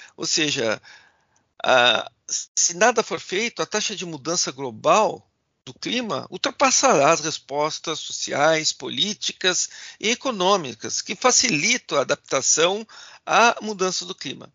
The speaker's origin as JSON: {"language": "Portuguese", "area": "Gaúcho", "region": "Rio Grande do Sul", "country": "Brazil", "said": "sendo gaúchos"}